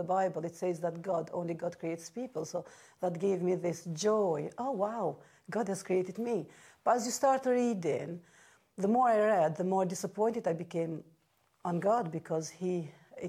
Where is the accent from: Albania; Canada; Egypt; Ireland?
Albania; English is a second language; moved away as an adult; I come from Albania.